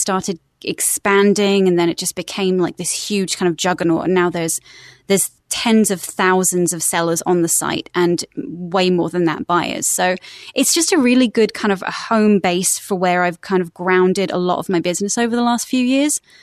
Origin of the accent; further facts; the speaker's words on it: West Sussex, South East England, United Kingdom; accent: British; moved away as an adult; now in United States; I'm originally from West Sussex in the United Kingdom, um, and then when I was eighteen, I decided to move to America for six months, and I've now been here for sixteen years.